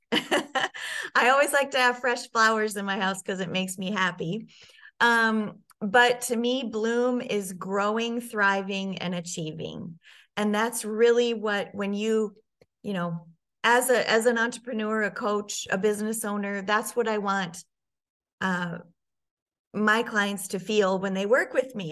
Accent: Sioux Falls, South Dakota, United States; I grew up in Sioux Falls, South Dakota, and spent most of my life there

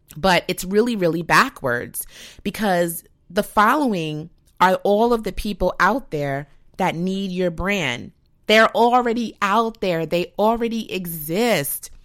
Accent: United States; an American

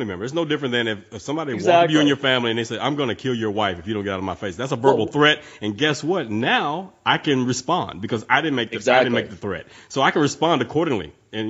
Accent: Houston, Texas, United States; also born or lived in Atlanta; Actually, I'm here in Houston, man. I'm from Texas

